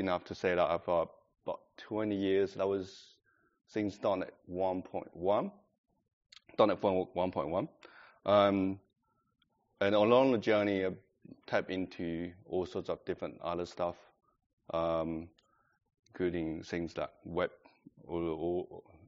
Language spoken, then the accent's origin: English; China; English is a second language; moved away as an adult; now in Adelaide, Australia; I'm coming from China, that's 15 years ago